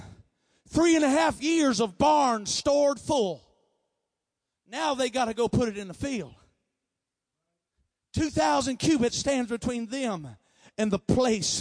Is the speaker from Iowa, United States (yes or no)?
yes; Iowa, United States; I'm from Iowa